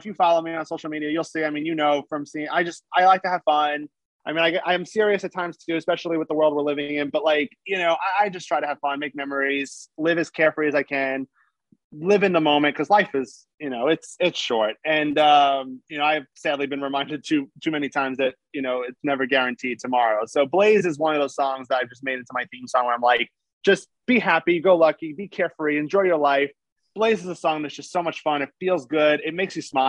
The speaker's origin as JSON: {"language": "English", "town": "New York City", "region": "New York", "country": "United States", "tie": "born or raised there", "moved": "as an adult", "said": "I'm from Staten Island, New York originally. And it just brought me back to the days I was a kid playing with my friends"}